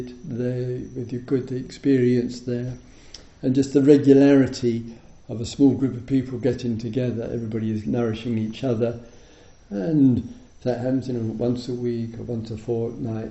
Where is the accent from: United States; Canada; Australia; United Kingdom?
United Kingdom; England; I'm in the Buddhist tradition, I'm English, or I'm a Dharma teacher